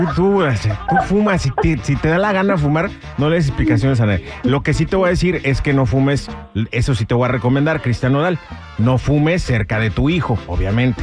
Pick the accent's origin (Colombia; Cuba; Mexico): Mexico; Guadalajara, Jalisco; en mi tierra, Guadalajara, Guadalajara